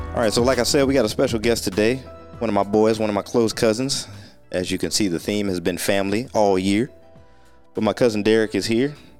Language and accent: English; Sandusky, Ohio, United States; moved away as an adult; also born or lived in Atlanta; growing up in Sandusky, like you said, Pizza House, what, we had something on every corner of this tiny town